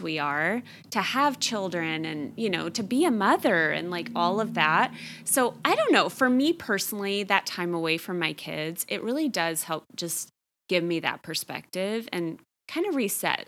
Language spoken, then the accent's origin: English; Texas, United States; I grew up in Texas.